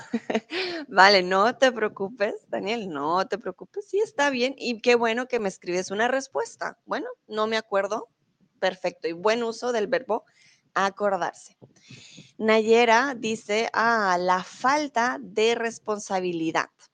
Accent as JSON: {"language": "Spanish", "region": "Bogotá", "country": "Colombia", "accent": "neutral", "first_language": "Spanish", "moved": "yes", "lives_now": "Germany", "said": "soy de Colombia, pero soy de Bogotá, soy de la capital. Por lo tanto, mi acento es un poco más neutral."}